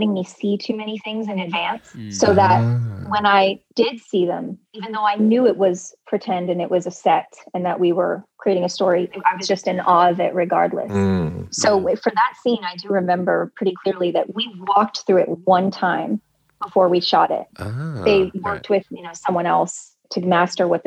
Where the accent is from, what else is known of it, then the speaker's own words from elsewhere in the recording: Southern California, United States; also born or lived in Michigan; I grew up in Southern California